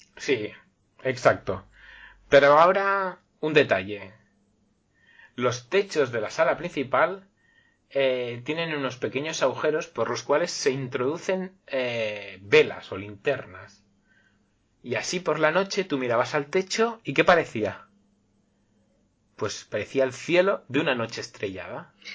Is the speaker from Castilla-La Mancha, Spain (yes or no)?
no; Catalonia, Spain; first language Spanish; also born or lived in Barcelona; como, buen catalán